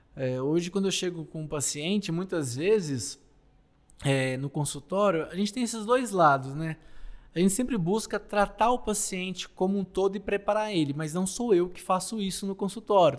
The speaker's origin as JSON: {"language": "Portuguese", "region": "interior of Minas Gerais", "country": "Brazil", "tie": "born or raised there", "said": "Lá no interior de Minas, onde eu nasci"}